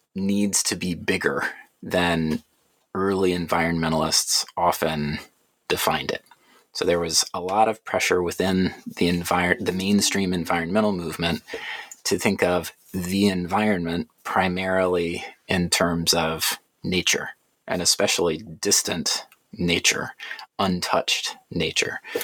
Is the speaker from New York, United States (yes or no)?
no; Atlanta, Georgia, United States; born or raised there